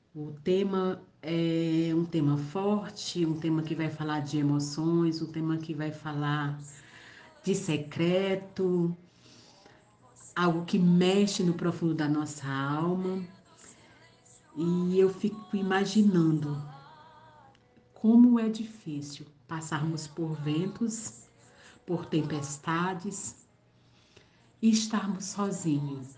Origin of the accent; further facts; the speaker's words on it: Tauá, Ceará, Brazil; moved away as an adult; now in São Paulo, Brazil; Eu sou da cidade de Tauá, no sertão dos Inhamuns, no Ceará. Mas eu moro aqui em São Paulo já há sete anos